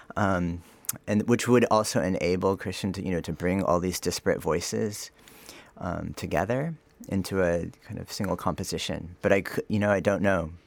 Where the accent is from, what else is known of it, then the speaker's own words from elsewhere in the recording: Sacramento, California, United States; moved away; also born or lived in United Arab Emirates; I am from Sacramento, California, so, um, I guess, a kid from the suburbs